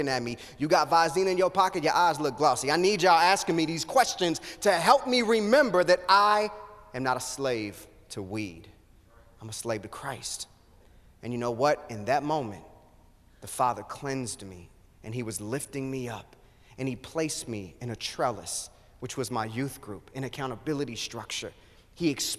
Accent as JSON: {"language": "English", "town": "Kansas City", "country": "United States", "tie": "born or raised there", "said": "I grew up in Kansas City"}